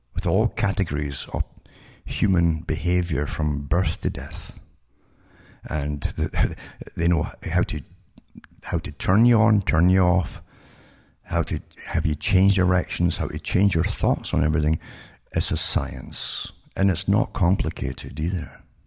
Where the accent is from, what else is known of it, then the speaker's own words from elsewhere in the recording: United Kingdom; moved away; I grew up in Britain